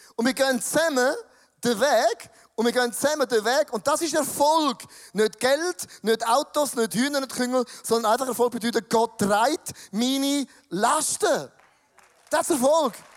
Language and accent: German; Switzerland; als Schweizer